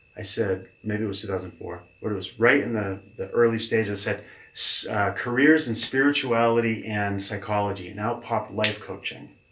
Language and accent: English; Keene, New Hampshire, United States; also born or lived in Manchester, New Hampshire / Los Angeles, California; I grew up in Keene, and we uh, we're talking in Keene, New Hampshire